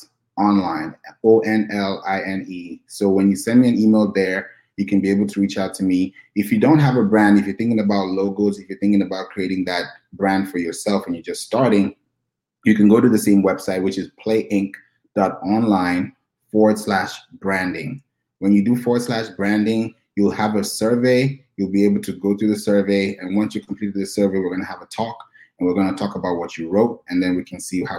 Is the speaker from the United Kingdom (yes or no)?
no; Nigeria; also born or lived in Kenya; Yeah, I'm originally from Nigeria, and I grew up also in Kenya as well. So I've had a lot of diversity.